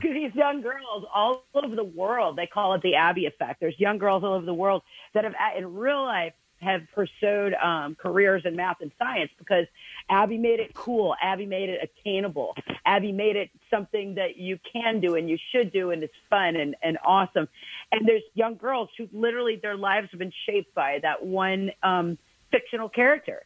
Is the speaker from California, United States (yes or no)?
no; Alabama, United States; I'm, I'm from Alabama, y'all.